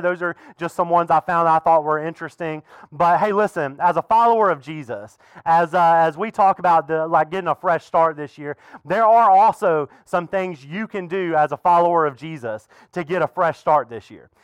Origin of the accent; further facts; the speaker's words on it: the South, United States; now in Fredericksburg, United States; I grew up in the South